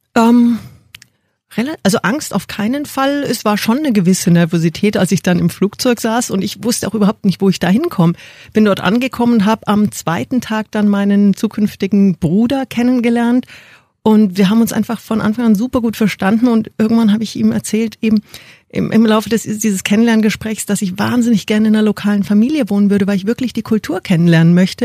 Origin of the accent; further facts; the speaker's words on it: Munich, Bavaria, Germany; also born or lived in Indonesia / New Zealand / China; ich bin geboren in München, fünf Kilometer von BMW, vom Headquarter entfernt.